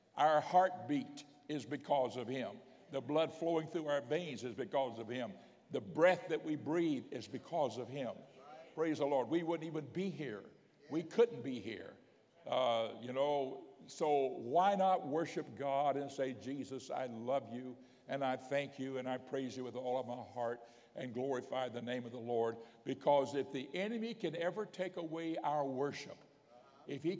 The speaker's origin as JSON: {"language": "English", "town": "Pensacola", "region": "Florida", "country": "United States", "tie": "born or raised there", "also_born_or_lived": "Miami, Florida", "said": "I grew up in Pensacola, Florida. Later, my family moved to Miami."}